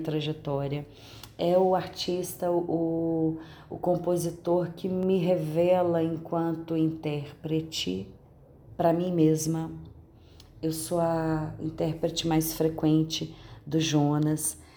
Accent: Minas Gerais, Brazil; accent: mineiro; o nosso sotaque mineiro.

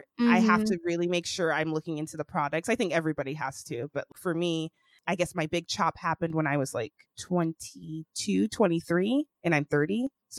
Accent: Sacramento, California, United States; also born or lived in Atlanta, Georgia; I grew up in Sacramento, which is a predominantly white city.

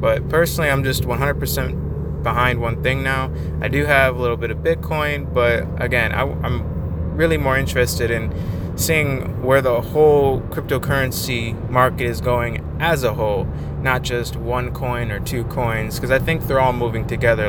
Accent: Michigan, United States; also born or lived in North Dakota; I was born in North Dakota uh, in 1994, and I only lived there for about a year until I moved to Michigan with my family, and we've been here ever ever since then

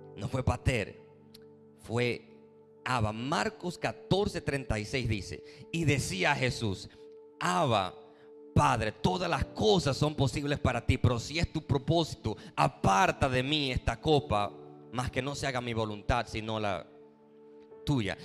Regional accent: Dominican Republic

